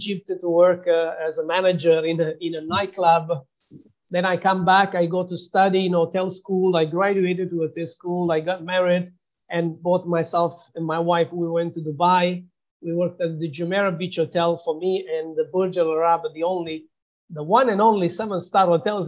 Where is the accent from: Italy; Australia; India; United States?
Italy; Southern Italy; moved away as an adult; also born or lived in London; my hometown in Italy, in the south of Italy